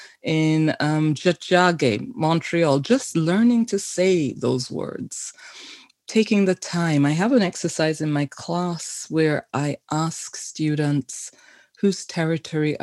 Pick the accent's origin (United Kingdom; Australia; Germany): United Kingdom; London; now in Canada; I was born in London, but to Caribbean immigrants in the 1950s